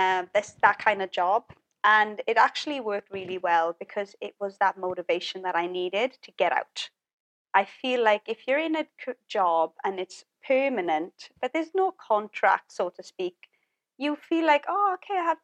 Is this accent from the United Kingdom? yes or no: yes; Wales, United Kingdom; moved away; I just knew that Wales was not the place for me. It's my hometown, but it's just not my place